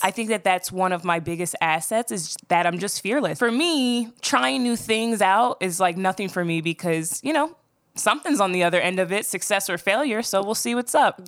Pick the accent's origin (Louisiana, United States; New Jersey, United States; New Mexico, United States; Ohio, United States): New Jersey, United States; Voorhees; I grew up in South Jersey, about fifteen minutes outside of Philly